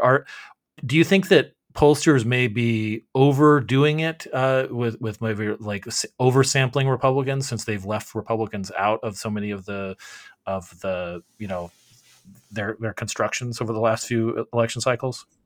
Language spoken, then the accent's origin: English; Arizona, United States; my home state of Arizona